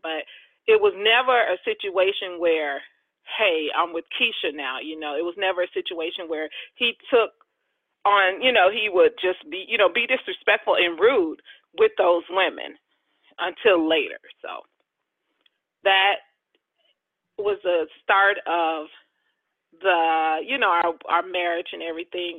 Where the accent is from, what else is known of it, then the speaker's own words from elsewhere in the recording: outside of Chicago, Illinois, United States; also born or lived in Jackson, Mississippi / Arizona; now in Georgia, United States; raised outside of Chicago